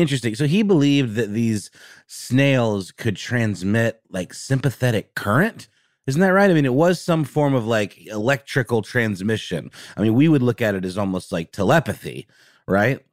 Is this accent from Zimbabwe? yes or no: no; Germany; moved away; I grew up in Germany